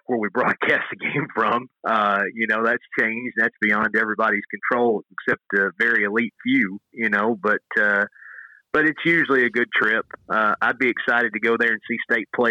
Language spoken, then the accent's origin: English; Tennessee, United States; moved away; it's my home state